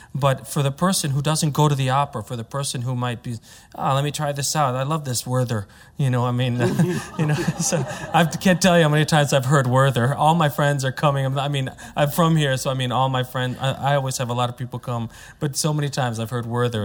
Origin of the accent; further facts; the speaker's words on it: United States; I'm American, so I have the, I have an American point of view